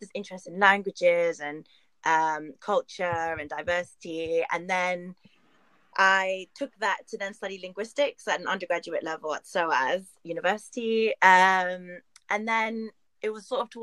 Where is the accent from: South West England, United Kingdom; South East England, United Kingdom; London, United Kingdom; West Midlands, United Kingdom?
London, United Kingdom; I'm from Northwest London